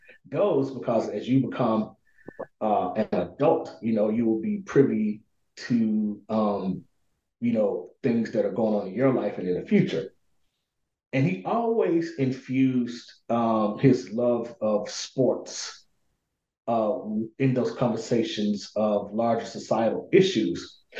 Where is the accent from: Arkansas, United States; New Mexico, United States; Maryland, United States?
Arkansas, United States; Pine Bluff; So I was born and raised in this city called Pine Bluff, Arkansas. Predominantly Black city